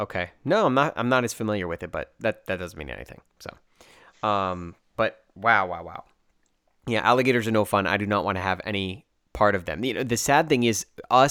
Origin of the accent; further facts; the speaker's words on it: Dublin, Leinster, Ireland; also born or lived in United States; I said, oh yeah, I'm from Dublin, you know, I was raised here, grew up in Dublin.